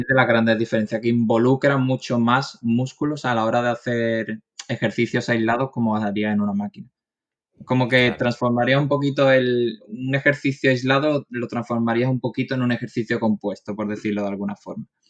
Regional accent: Málaga, Andalusia, Spain; soy de Málaga, tengo 29 años

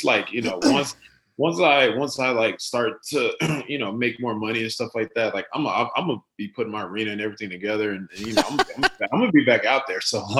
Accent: Rockwall, Texas, United States; also born or lived in Garland, Texas / Royse City, Texas; we lived in Rockwall till I was about probably about 13, 14. And then we moved out to Roar City.

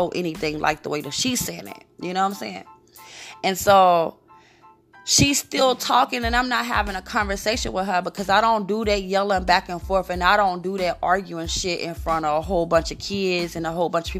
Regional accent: Newark, New Jersey, United States; moved away; also born or lived in Brooklyn, New York / Queens, New York; I'm from New Jersey, Newark. I lived in Brooklyn. I lived in Queens.

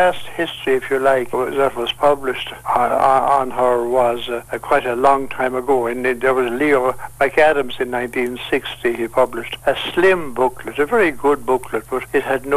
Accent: Tipperary, Munster, Ireland; moved away as an adult; now in Kilkenny, Ireland; I'm from Tipperary. So I came here in 1971

